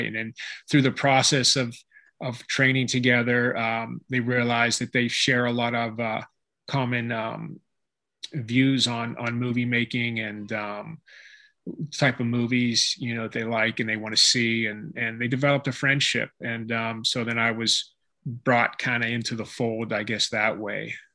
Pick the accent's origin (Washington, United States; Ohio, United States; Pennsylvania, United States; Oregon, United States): Pennsylvania, United States; Pittsburgh; moved away as an adult; now in California, United States; I'm from Pittsburgh, Pennsylvania, and uh, I moved to California to study martial arts under Dan Inosanto